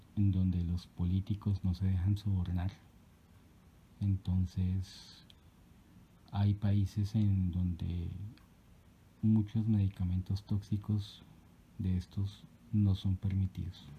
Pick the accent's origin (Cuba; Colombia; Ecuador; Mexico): Colombia; mi país, Colombia